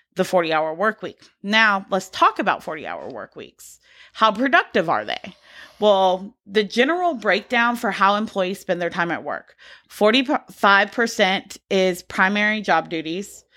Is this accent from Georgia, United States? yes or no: yes; Georgia, United States; I grew up in Georgia